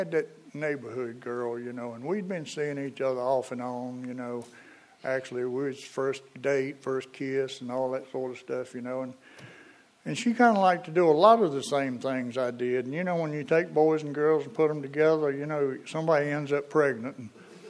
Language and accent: English; Eden, North Carolina, United States; I'm from Eden